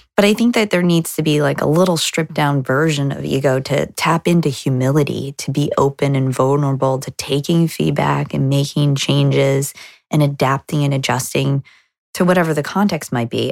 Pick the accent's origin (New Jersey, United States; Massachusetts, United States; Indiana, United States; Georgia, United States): New Jersey, United States; moved away as an adult; now in Boston, United States; We're not from Boston originally. We're from New Jersey